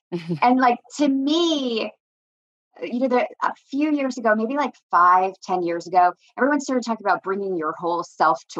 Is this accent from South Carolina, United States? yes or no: no; New Jersey, United States; also born or lived in Virginia; I grew up in New Jersey.